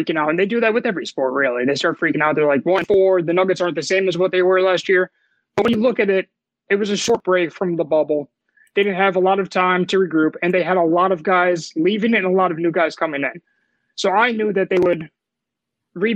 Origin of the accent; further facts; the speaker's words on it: Scranton, Pennsylvania, United States; now in Philadelphia, United States; originally I'm from Scranton.